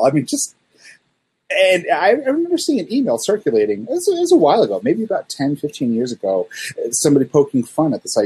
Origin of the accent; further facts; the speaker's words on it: Salt Lake City, Utah, United States; growing up in Salt Lake City, everybody here is, well, used to be Mormon